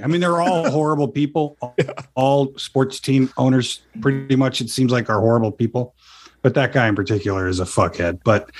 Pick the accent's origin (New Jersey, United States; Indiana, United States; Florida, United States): Florida, United States; accent: Chicago; also born or lived in Minnesota; I was born in Minnesota, but we moved to Florida when I was about two. So I grew up down there, and then I went to college in Minnesota for 2 years, and then came back and went to Florida State.